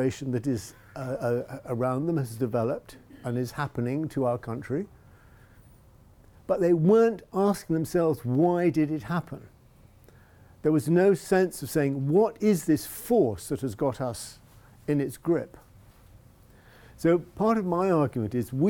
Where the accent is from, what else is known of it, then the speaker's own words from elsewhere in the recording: England, United Kingdom; I speak as an English European